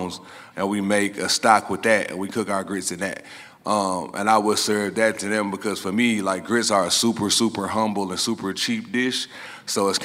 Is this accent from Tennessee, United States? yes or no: yes; Memphis, Tennessee, United States; I'm from Memphis, Tennessee, aka barbecue pork capital of the world.